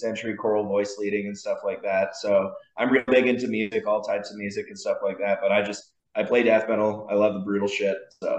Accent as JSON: {"language": "English", "town": "Vancouver", "region": "British Columbia", "country": "Canada", "said": "I come all the way from Vancouver."}